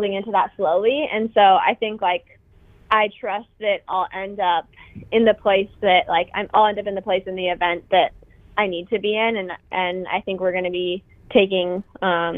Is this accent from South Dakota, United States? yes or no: no; Billings, Montana, United States; moved away; in my hometown